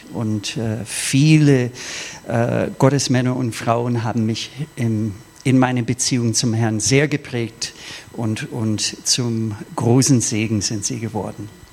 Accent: Minnesota, United States; moved away; Ich bin im Bundesstaat Minnesota aufgewachsen.

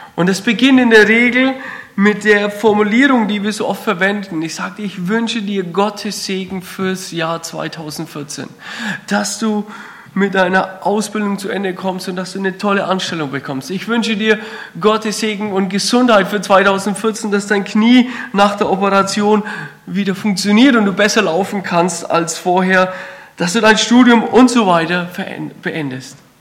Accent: Kreilsheim, Bavaria, Germany; accent: Franconian; moved away as an adult; now in Württemberg, Germany; Man hört es vielleicht am Dialekt, ich komme aus dem Fränkischen, so ein kleines Dorf äh, in der Nähe von Feuchtwangen, Kreilsheim

